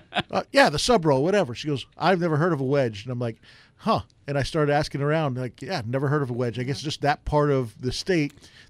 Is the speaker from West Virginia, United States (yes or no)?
no; New York, United States; accent: New York; now in Arizona, United States; There's a deli in New York, in my hometown in New York, called Buetti's Delicatessen.